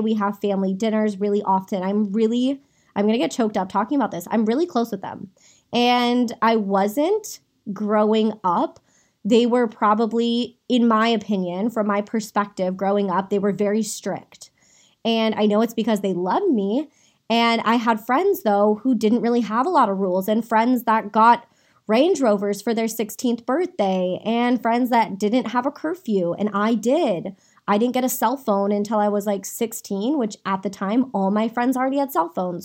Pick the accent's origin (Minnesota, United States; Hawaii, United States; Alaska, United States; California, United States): California, United States; Saratoga; I was born and raised in Saratoga, California